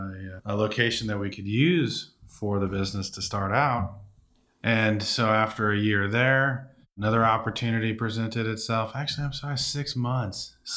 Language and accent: English; Benicia, California, United States; Benicia, here in Benicia.